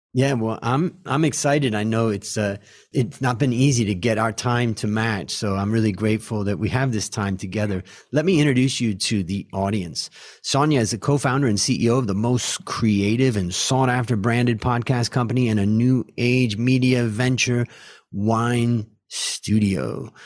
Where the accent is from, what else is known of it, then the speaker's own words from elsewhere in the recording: United States; moved away as an adult; now in Thailand; as an American who lives in Thailand now for thirty years of my life